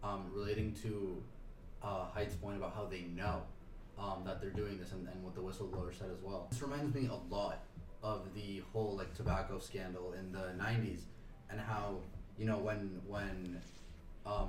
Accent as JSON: {"language": "English", "country": "Argentina", "moved": "yes", "lives_now": "New York, United States", "said": "as someone from Argentina"}